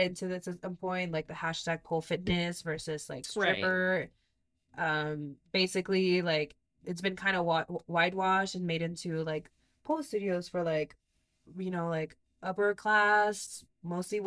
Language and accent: English; Mexico; moved away; We grew up in Mexico.